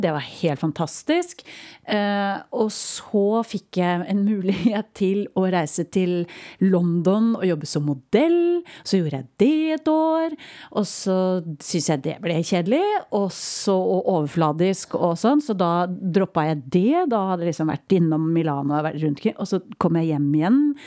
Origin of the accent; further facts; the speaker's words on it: Ramnes, Vestfold, Norway; Når jeg vokste opp, et veldig lite sted som heter Ramnes. En lita bygd eh, inn i landet for Tønsberg.